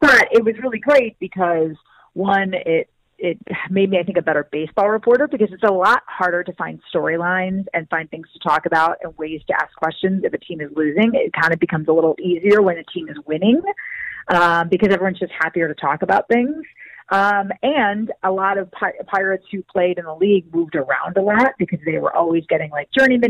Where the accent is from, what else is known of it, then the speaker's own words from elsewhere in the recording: Milwaukee, Wisconsin, United States; moved away as an adult; also born or lived in Pittsburgh; I decided to come back to Milwaukee and have the opportunity to do the same job with my hometown team